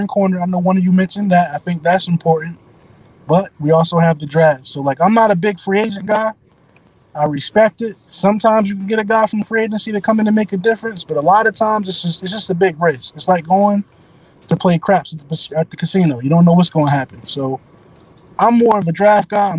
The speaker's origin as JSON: {"language": "English", "region": "New Jersey", "country": "United States", "said": "I'm from New Jersey."}